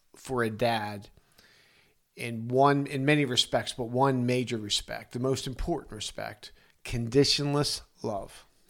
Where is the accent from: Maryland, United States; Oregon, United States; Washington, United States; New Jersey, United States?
Maryland, United States; Arbutus; in Arbutus, Maryland, my hometown